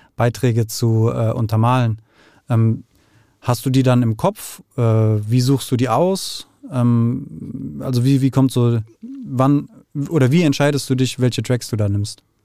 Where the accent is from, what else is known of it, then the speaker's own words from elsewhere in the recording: Frankfurt, Hesse, Germany; also born or lived in Netherlands; aufgewachsen im Westend, dann nach Holland, dann kurz, ganz, ganz kurz Sachsenhausen, dann Nordend